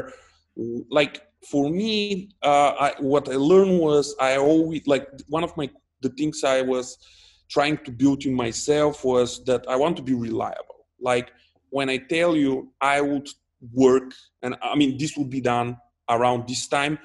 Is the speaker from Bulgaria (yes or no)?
yes; Dobrich, Dobrich Province, Bulgaria; also born or lived in Varna; I'm originally from Dobrich